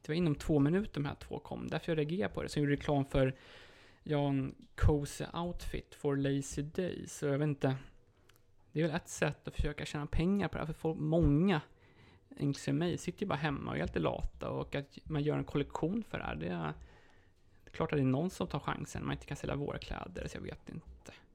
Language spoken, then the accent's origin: Swedish; Sweden; moved away as an adult; now in Poland; hemma i Sverige